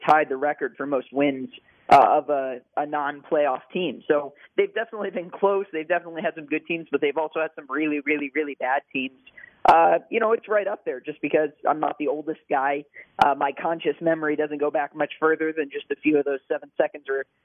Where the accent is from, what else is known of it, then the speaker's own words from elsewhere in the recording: Tulsa, Oklahoma, United States; I grew up in Tulsa, Oklahoma, before the Oklahoma City Thunder were there.